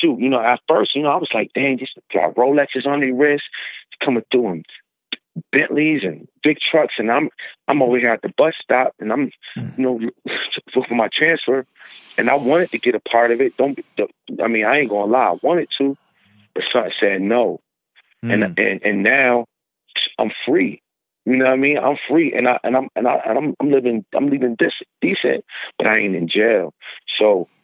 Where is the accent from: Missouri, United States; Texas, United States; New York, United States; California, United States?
New York, United States; Syracuse; moved away; also born or lived in Buffalo; I'm originally from Syracuse.